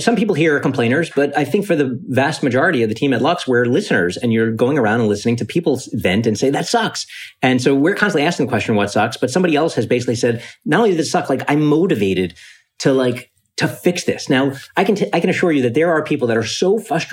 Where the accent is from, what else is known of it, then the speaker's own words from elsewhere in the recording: New York City, New York, United States; also born or lived in Ithaca, New York; I grew up in Coney Island, Brooklyn